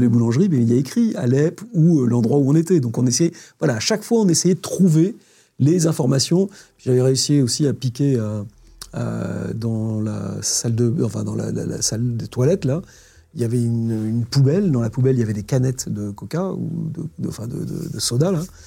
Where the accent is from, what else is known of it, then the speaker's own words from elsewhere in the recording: France; On a cette chance, en tant que Français